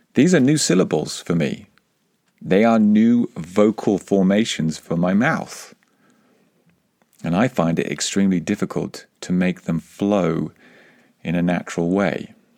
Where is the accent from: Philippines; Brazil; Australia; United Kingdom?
United Kingdom; England; accent: English; My English accent, when I speak Spanish, is part of who I am. It's part of my heritage